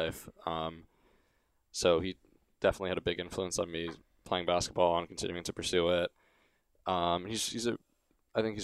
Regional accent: New York City, New York, United States

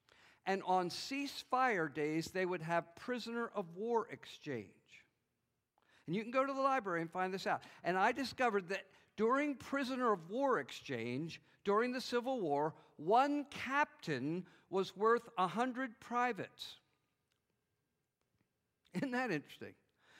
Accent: the North, United States; moved away as an adult; now in South Carolina, United States; I grew up in the North.

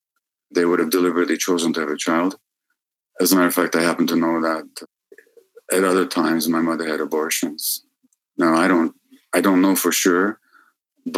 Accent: Budapest, Hungary; I was born in January 1944 in Budapest.

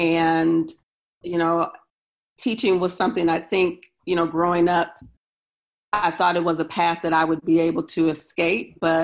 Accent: Milwaukee, Wisconsin, United States; now in Syracuse, United States; Wisconsin is my hometown or home state. I'm from Milwaukee, Wisconsin.

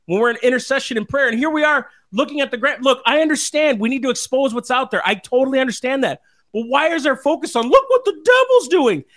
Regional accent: Minnesota, United States; moved away; we're from Minnesota originally

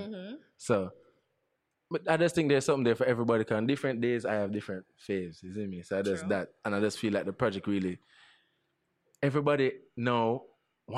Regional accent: Jamaica; Jamaicans only always want to be represented by the best that there is. That's what we are. That's who we are

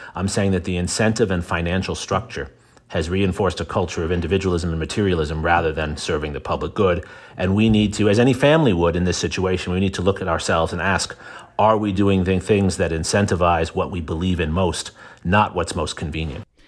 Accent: New York City, New York, United States; I'm from New York City

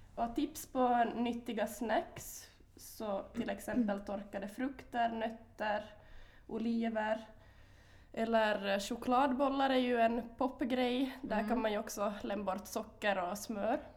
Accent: Korsholm, Ostrobothnia, Finland; also born or lived in Vaasa; jag kommer från eh, Korsholm, mm. eller Vasa, mm. mm. bor i Vasa för tillfället.

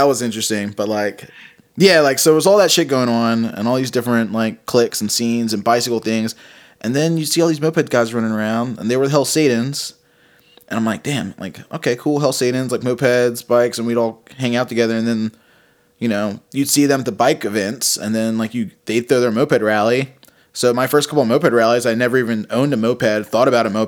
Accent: Richmond, Virginia, United States; I grew up in like the West End of Richmond

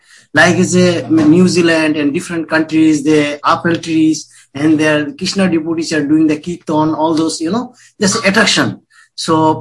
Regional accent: Bangladesh; accent: Bengali; moved away; I'm from originally born in Bangladesh.

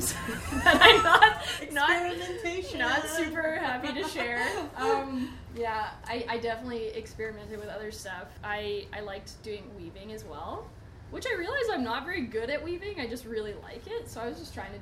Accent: Edmonton, Alberta, Canada; I'm from Edmonton. I grew up here

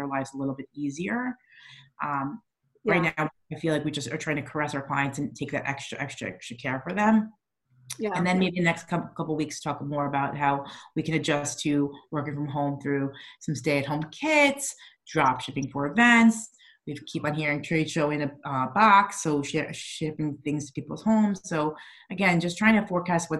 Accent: New York, United States; moved away; I'm still a New Yorker at heart

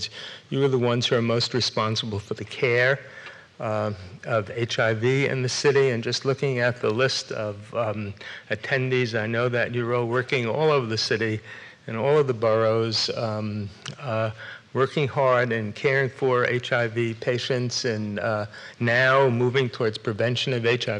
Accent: New York City, New York, United States; moved away as an adult; also born or lived in Bronx / tri-state area; I'm from New York. I still come to New York all the time, not just for this course. My kids are here. My grandchildren are here. And I started out in Brooklyn

